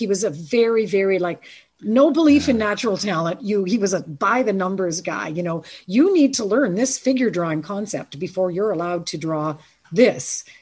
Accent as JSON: {"language": "English", "region": "Ontario", "country": "Canada", "tie": "born or raised there", "said": "I was from Ontario"}